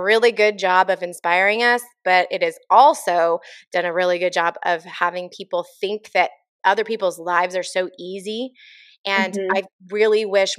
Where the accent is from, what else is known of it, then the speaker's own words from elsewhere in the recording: San Diego, California, United States; moved away as an adult; also born or lived in Arizona; now in Central Oregon, United States; Born and raised San Diego